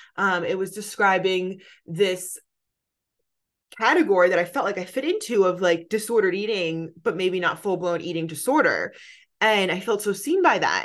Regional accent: New Jersey, United States; moved away as an adult; also born or lived in New York City; now in California, United States; I'm from New Jersey on the East Coast

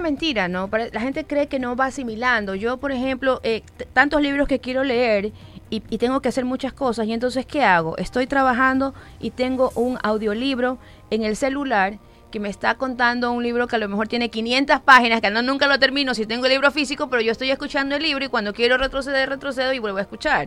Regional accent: Manabí, Ecuador; now in Guayaquil, Ecuador

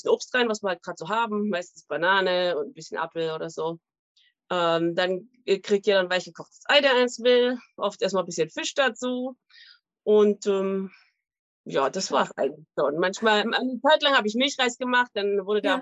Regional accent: East Germany, Germany; Also ich bin in der DDR aufgewachsen und da gab es ja auch nicht immer alles.

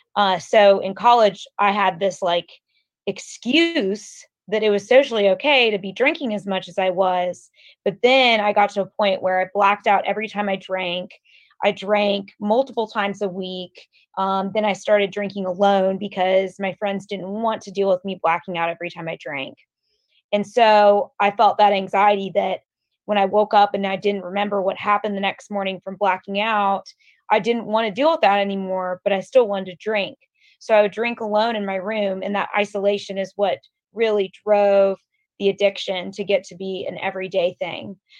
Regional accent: Atlanta, Georgia, United States; I'm from Atlanta. I grew up in Atlanta

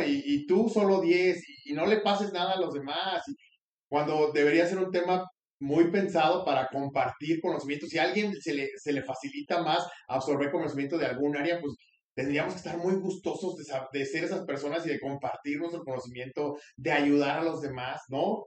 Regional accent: Mexico; como mexicanos

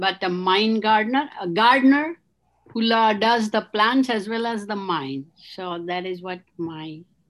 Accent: eastern India, India; My origin is Indian. Eastern Indian. … I'm a retired pediatric consultant

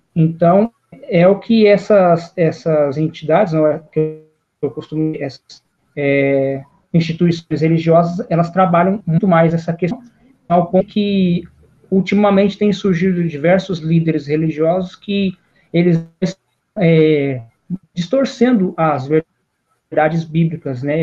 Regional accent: Pitangueiras, São Paulo, Brazil; sou da cidade de Pitangueiras, que é o interior de São Paulo

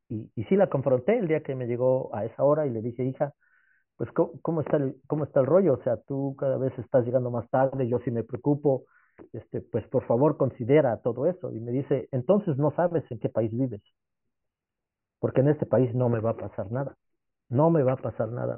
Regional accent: Mexico; moved away as an adult; also born or lived in England; now in Netherlands; yo soy mexicano, amo mi país

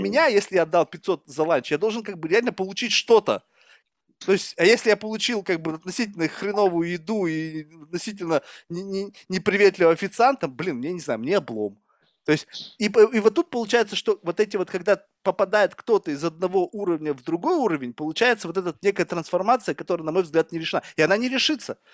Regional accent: Russia; moved away as an adult; now in United States; 15 лет назад, когда я уезжал из России

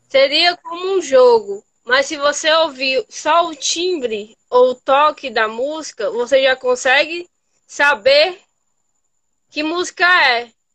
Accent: Ceará, Brazil; eu sou cearense

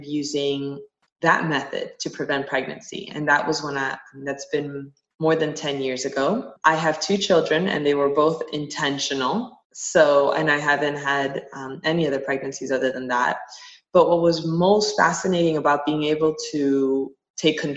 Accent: Miami, Florida, United States; I grew up in Miami

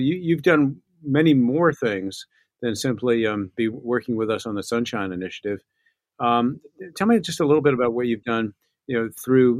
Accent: Newport, United States; I grew up in Newport.

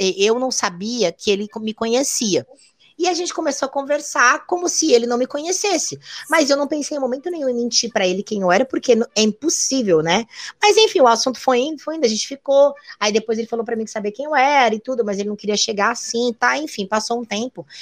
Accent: Rio Grande do Sul, Brazil; moved away as an adult; now in São Paulo, Brazil; eu sou gaúcha

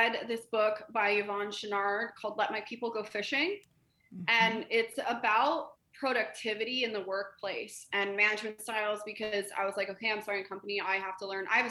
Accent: Colorado, United States; I grew up in Colorado

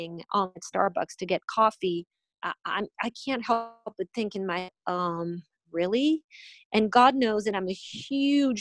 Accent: France; moved away as an adult; now in Miami, United States; I'm originally from France. I've been in this country for 19 years

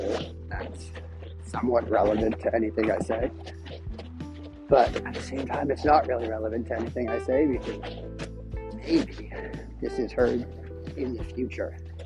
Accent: Maine, United States; I am from Southern Maine. I have been in Southern Maine for most of my life.

